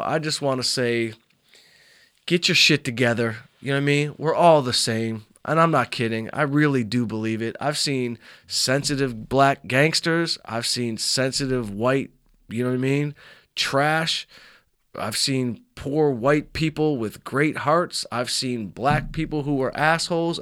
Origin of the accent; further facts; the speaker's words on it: Southfield, Michigan, United States; I grew up in Southfield, Michigan